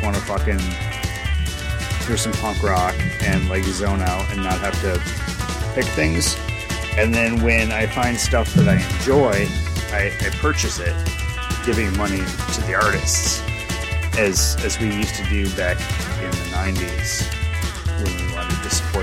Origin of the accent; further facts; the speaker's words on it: United States; first language English; my native English, because I am an American, and I have an American skill with foreign languages